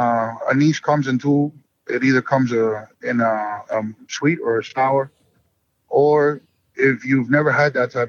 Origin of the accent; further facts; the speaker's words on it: Union City, New Jersey, United States; also born or lived in Miami; growing up in Union City, New Jersey, where there was many cigar rollers